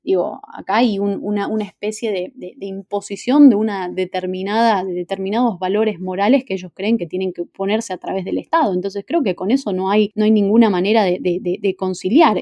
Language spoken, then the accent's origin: Spanish; Argentina